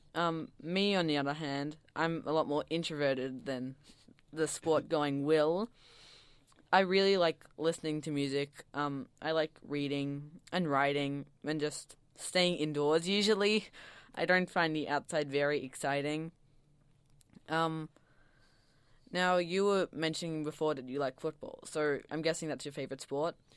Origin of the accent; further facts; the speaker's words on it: Melbourne, Victoria, Australia; I'm from Melbourne, and I go to Mount Waverley Secondary